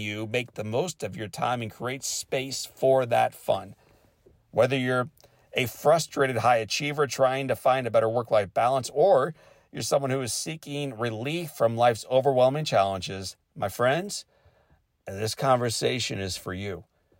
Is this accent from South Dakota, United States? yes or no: no; California, United States; learned a little bit about parenting and professorship and other roles and responsibilities as a kid growing up in California.